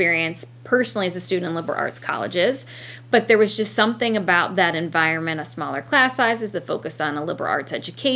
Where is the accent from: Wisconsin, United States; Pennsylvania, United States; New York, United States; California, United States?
Pennsylvania, United States; moved away as an adult; now in Albion, United States; I'm originally from Pennsylvania.